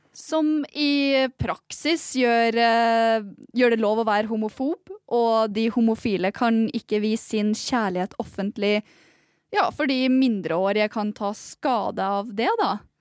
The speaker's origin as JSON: {"language": "Norwegian", "region": "Northern Norway", "country": "Norway", "lives_now": "Kirkenes, Norway", "said": "jeg kommer fra Nord-Norge."}